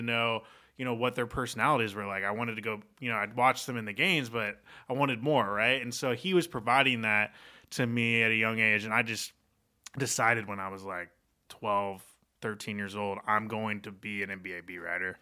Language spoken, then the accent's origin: English; Portland, Oregon, United States; I grew up in Portland, Oregon